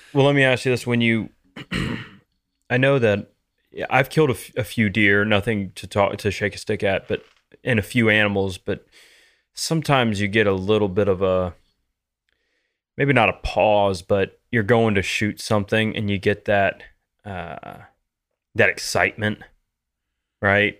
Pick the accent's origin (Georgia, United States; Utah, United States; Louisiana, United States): Louisiana, United States; growing up in Louisiana